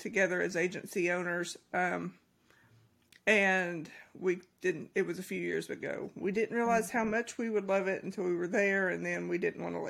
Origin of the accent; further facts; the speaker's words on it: Kentucky, United States; I'm from Kentucky. Once again, ignore the accent